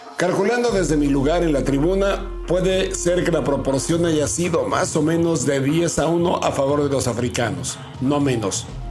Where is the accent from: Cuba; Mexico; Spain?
Mexico; ni siendo mexicanos